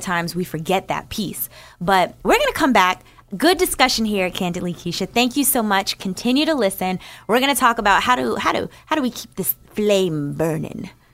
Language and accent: English; New Jersey, United States; I grew up in New Jersey